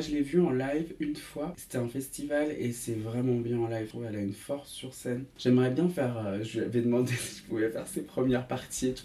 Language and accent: French; Saint-Étienne, Auvergne-Rhône-Alpes, France; moved away; also born or lived in Paris; je suis né à Saint-Etienne